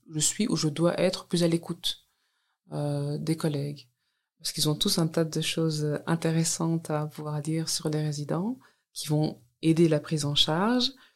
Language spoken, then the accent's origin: French; Walloon Brabant, Wallonia, Belgium; also born or lived in Brussels; je suis née dans le Brabant wallon et je travaille maintenant à Bruxelles